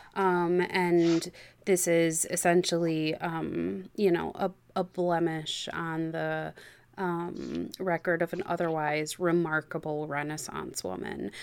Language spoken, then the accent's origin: English; just outside Chicago, Illinois, United States; I grew up just outside Chicago